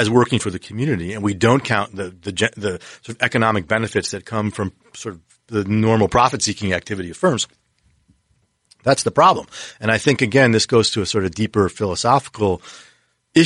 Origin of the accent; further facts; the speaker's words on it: Detroit, Michigan, United States; I grew up in Detroit. I'm a Lions fan